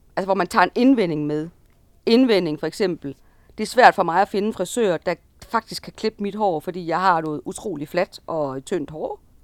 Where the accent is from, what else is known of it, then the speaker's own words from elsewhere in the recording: Jutland, Denmark; vi er sådan to jyder